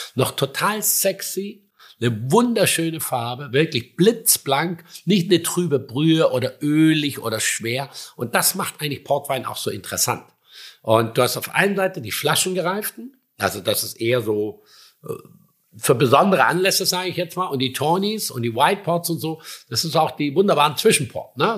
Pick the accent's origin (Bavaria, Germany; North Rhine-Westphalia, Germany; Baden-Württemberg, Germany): Baden-Württemberg, Germany; Schramberg; now in Sylt, Germany; Ich komme aus dem Schwarzwald